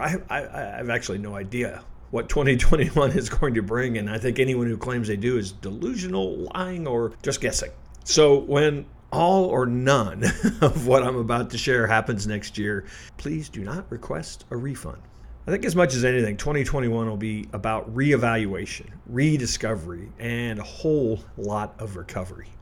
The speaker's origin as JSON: {"language": "English", "region": "Midwest", "country": "United States", "said": "I'm from the Midwest"}